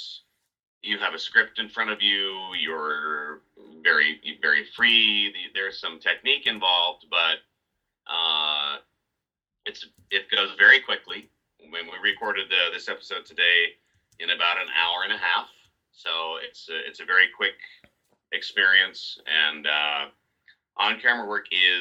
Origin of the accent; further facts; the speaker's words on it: Northwest Washington State, United States; moved away as an adult; also born or lived in Los Angeles; I grew up in Northwest Washington State